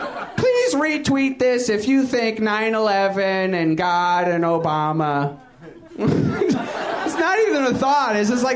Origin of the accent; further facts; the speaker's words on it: Brooklyn, New York, United States; born there; Like, I was born in Brooklyn.